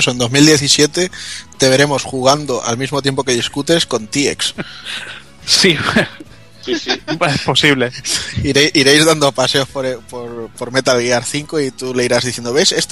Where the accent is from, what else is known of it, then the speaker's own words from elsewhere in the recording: Spain; Esta de, soy española, ¿qué quieres que te gane?